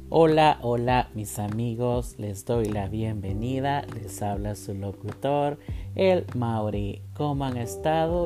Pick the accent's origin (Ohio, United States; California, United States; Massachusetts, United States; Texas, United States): Ohio, United States; Columbus; yo soy de Columbus, Ohio